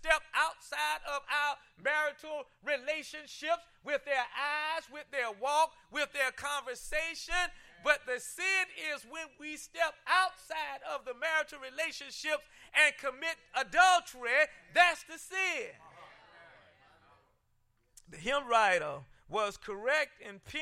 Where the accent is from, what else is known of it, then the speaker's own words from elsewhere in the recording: South Carolina, United States; when I was growing up in South Carolina